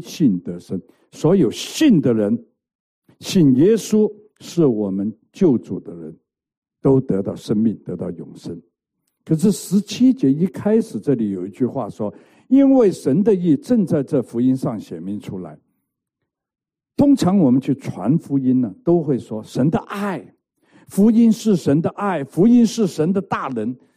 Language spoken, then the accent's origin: Chinese; Hong Kong; moved away; 我在香港成长啊，香港出生，香港混流氓